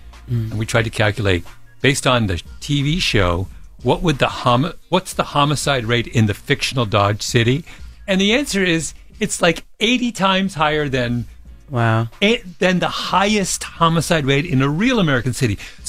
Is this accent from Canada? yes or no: yes; Canada; now in United States; I grew up in Canada and where there's no guns. I didn't see a gun.